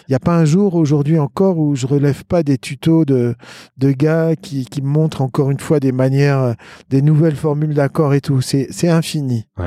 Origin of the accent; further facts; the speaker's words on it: Lyon, Auvergne-Rhône-Alpes, France; also born or lived in Boston; je suis né à Lyon. Sur le rocher de la Croix-Rousse